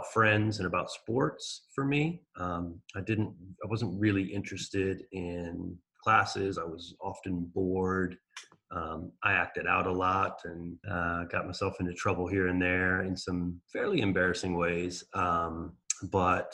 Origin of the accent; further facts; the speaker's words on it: Maryland, United States; I came to Maryland when I was 7. And I never really like felt any sort of attachment to it. But as I've gotten older, I've really realized like how lucky I was to grow up here